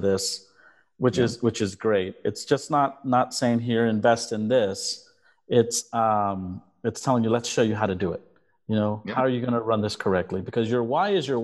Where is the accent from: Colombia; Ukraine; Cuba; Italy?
Colombia; now in United States; I'm from Colombia. I'm Hispanic